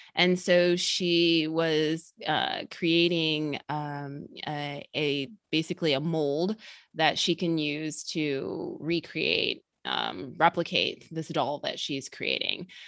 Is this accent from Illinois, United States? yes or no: yes; outside of Chicago, Illinois, United States; also born or lived in Georgia; now in Atlanta area, Georgia, United States; I grew up in the Midwest in Illinois, outside of Chicago